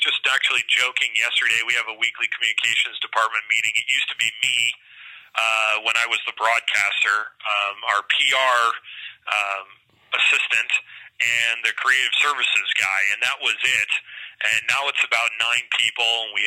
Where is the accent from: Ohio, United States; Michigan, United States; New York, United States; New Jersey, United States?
New York, United States; Rochester; moved away as an adult; also born or lived in Lowell, Massachusetts / Rockford, Illinois; now in Bakersfield, United States; I'm from Rochester, New York